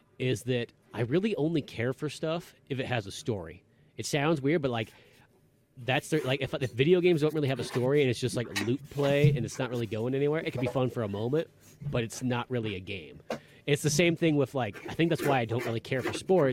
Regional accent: Northern California, United States; We grew up in Northern California

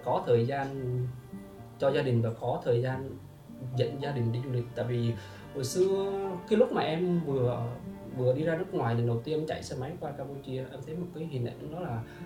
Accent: Vietnam; now in Ho Chi Minh City, Vietnam; em là xuất phát từ một người người quê rạch

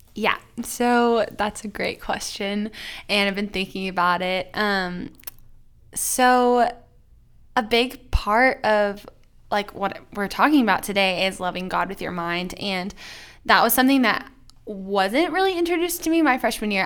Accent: Plano, Texas, United States; I grew up in Plano, Texas, which is just north of Dallas

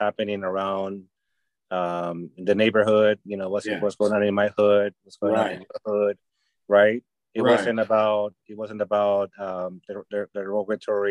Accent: Peru; moved away as an adult; now in Los Angeles, United States; I grew up in Peru. I didn't grow up in the U.S.

